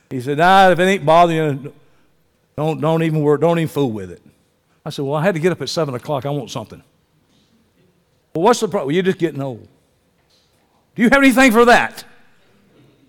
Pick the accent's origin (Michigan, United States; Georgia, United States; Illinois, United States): Georgia, United States; Columbus; I'm from Columbus, Georgia